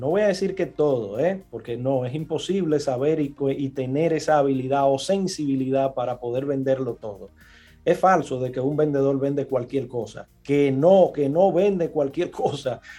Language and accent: Spanish; Villa Consuelo / Gualey / Los Guandules, Distrito Nacional, Dominican Republic; de donde yo vengo, de Villaconsuelo, de Gualey, de los Guandules